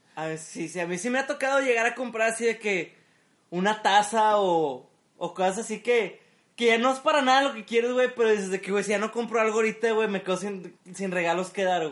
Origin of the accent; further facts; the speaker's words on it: Mexico; como buen mexicano